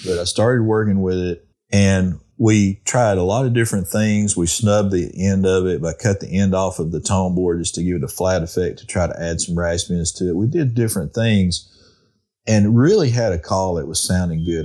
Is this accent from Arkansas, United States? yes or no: yes; Arkansas, United States; when I was a kid growing up in Arkansas